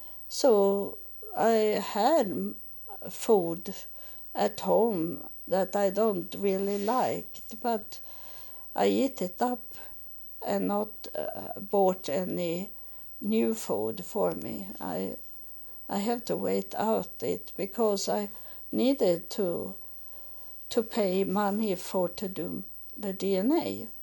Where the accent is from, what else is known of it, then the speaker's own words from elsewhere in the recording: Israel; English is a second language; as I come from Israel, I don't have so much money